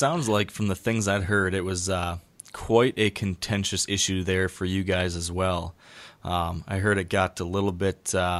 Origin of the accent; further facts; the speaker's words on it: Michigan, United States; my home state of Michigan.